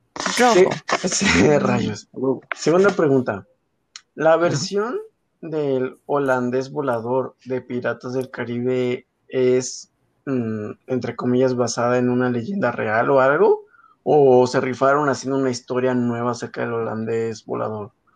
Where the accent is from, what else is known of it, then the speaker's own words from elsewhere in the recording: northern Mexico, Mexico; como buen mexicano, como buenos mexicanos